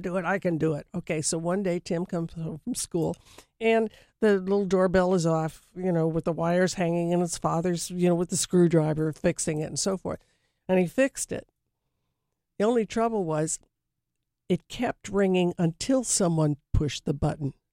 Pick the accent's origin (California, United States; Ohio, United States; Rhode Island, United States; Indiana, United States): California, United States; Los Angeles; also born or lived in New York; growing up in Hollywood